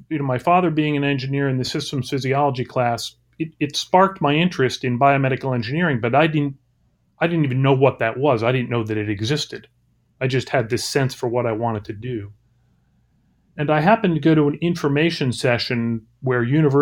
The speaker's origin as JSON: {"language": "English", "region": "New Jersey", "country": "United States", "tie": "born or raised there", "also_born_or_lived": "Boston", "moved": "as an adult", "said": "I grew up in New Jersey"}